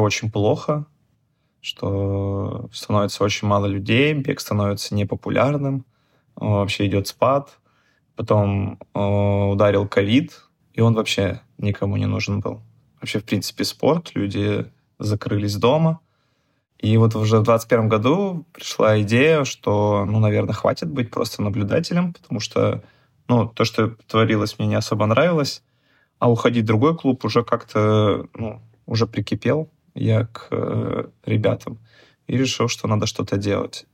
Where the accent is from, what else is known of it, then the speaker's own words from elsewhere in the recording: Chelyabinsk Oblast, Russia; moved away as an adult; now in Saint Petersburg, Russia; я в своем родном городе, откуда я приехал, из Челябинска, девять лет назад